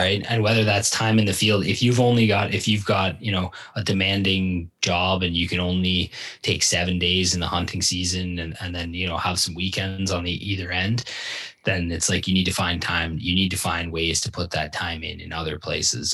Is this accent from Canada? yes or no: yes; Ontario, Canada; moved away as an adult; also born or lived in Barrie / Owen Sound; now in British Columbia, Canada; where I grew up in Ontario